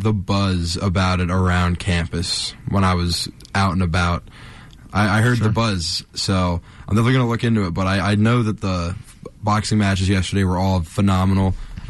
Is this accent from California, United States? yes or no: no; southern Ohio, United States; I'm also not from the Northeast Ohio area. Sure. I am from the southern region of Ohio.